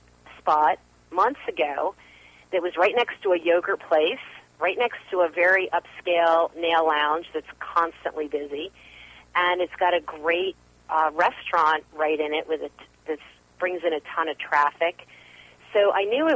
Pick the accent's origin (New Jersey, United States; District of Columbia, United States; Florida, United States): New Jersey, United States; moved away; also born or lived in Manhattan, New York; I grew up in New Jersey, so I'm a Jersey girl